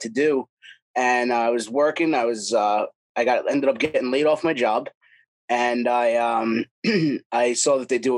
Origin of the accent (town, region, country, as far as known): Long Island, New York, United States; born or raised there